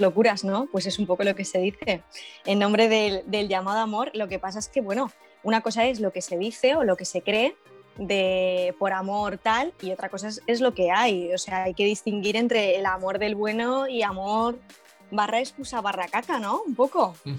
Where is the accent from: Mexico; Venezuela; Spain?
Spain; Valencia, Valencian Community; soy de Valencia, soy millennial